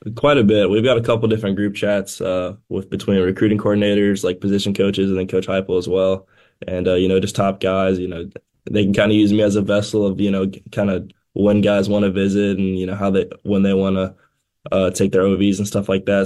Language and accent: English; Tennessee, United States; my home state